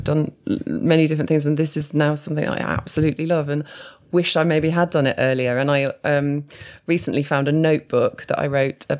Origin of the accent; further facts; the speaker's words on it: Newport, West Midlands, United Kingdom; moved away; also born or lived in London; I grew up in Shropshire. Yeah. So I grew up in Newport, so not far from Shrewsbury.